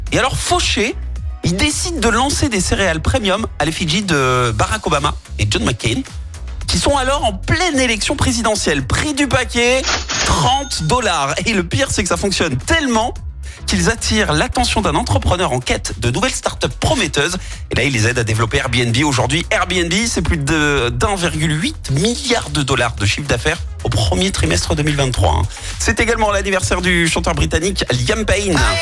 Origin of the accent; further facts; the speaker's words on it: France; chez nous en France